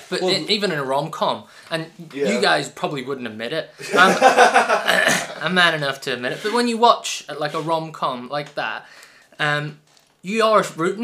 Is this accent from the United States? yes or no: no; United Kingdom; it's just because we are British